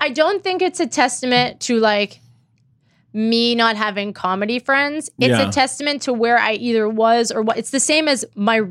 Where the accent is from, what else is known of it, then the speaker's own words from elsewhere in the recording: Pittsburgh, Pennsylvania, United States; moved away; Pittsburgh, Pennsylvania, where I was born and raised?